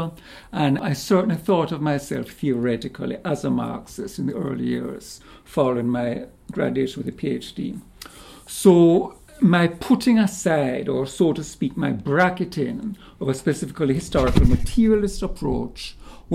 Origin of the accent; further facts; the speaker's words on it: Jamaica; also born or lived in Canada; now in United States; Originally, I'm Jamaican